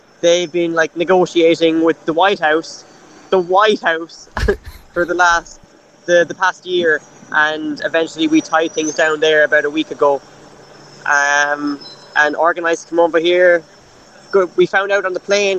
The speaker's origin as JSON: {"language": "English", "town": "Cork", "region": "Munster", "country": "Ireland", "said": "I'm from Cork"}